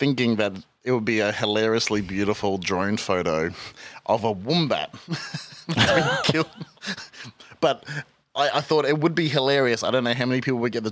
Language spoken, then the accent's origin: English; Australia; our inland is mostly desolate